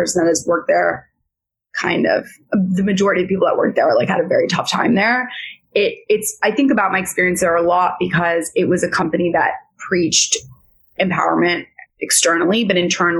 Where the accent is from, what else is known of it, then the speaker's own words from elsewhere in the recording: New York City, New York, United States; I grew up in New York City